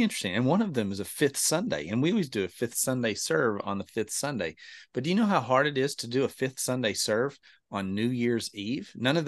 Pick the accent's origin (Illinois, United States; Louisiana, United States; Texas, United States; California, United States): Texas, United States; Lubbock; Matter of fact, we grew up out in Lubbock, so we were Texas Tech fans.